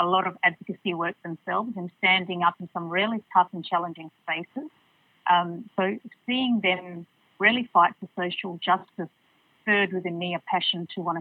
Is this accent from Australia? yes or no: yes; Port Hedland, Western Australia, Australia; What I loved about Port Hedland back in the 80s and 90s is it had a very strong community feel